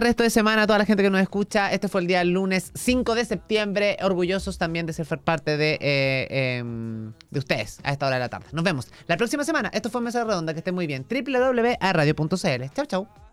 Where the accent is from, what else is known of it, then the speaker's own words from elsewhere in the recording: Chile; como chilenos